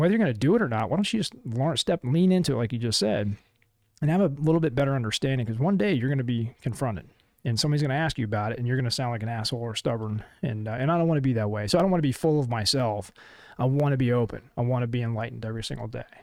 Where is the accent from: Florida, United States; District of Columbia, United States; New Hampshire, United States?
Florida, United States; moved away; also born or lived in Colorado; my hometown in Denell, Florida.